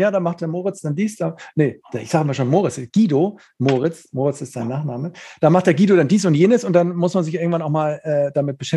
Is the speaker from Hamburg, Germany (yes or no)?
no; Neumünster, Schleswig-Holstein, Germany; ich komme ja, ich aus Neumünster, ne, dann denken auch immer, dann sage ich immer Schleswig-Holstein